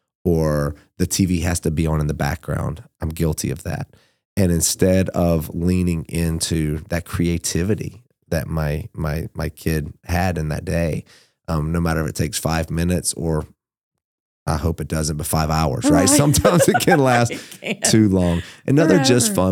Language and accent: English; Georgia, United States; I'm from South Georgia.